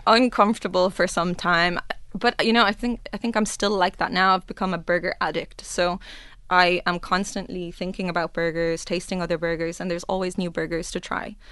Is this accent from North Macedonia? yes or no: no; Ireland; now in Dubai, United Arab Emirates; I'm Irish